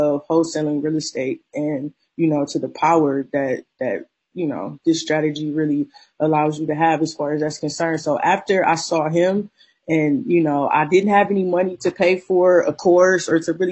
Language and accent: English; Akron, Ohio, United States; also born or lived in Cleveland, Ohio; I was born and raised in Akron, Ohio.